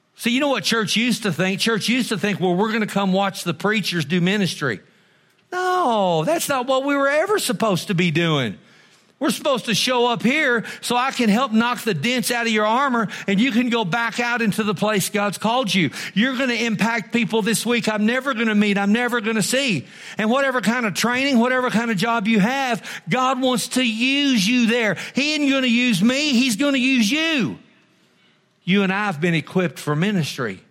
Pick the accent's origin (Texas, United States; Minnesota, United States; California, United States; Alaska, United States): Texas, United States; I'm almost as glad enough to be an American as I am a Texan